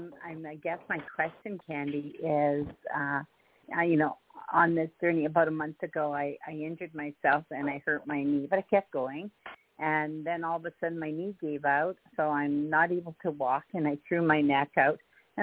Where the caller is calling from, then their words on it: Canada; from Canada.